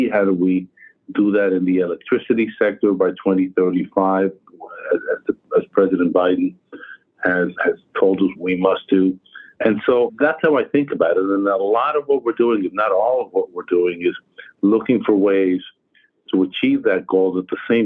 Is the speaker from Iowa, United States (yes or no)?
no; New York, United States; my hometown in New York